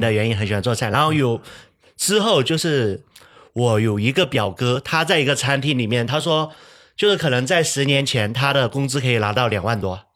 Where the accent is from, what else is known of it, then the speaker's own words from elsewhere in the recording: Fujian, China; 在我们闽南